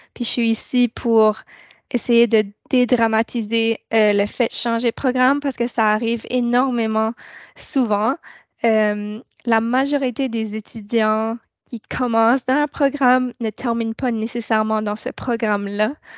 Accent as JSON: {"language": "French", "region": "New Brunswick", "country": "Canada", "also_born_or_lived": "Church Point, Nova Scotia", "moved": "as an adult", "lives_now": "Nova Scotia, Canada", "said": "je suis arrivée à Sainte-Anne il y a trois ans je viens de Nouveau-Brunswick"}